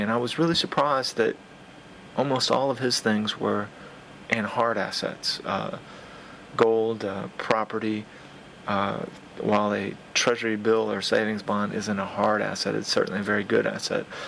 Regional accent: United States; being an American

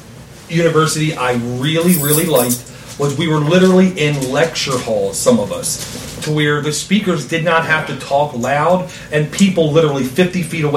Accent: Baltimore, Maryland, United States; I'm from the Baltimore area.

